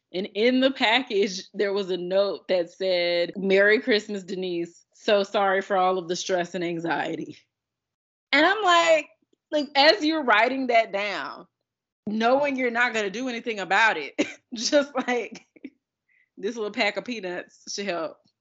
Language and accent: English; United States; as an American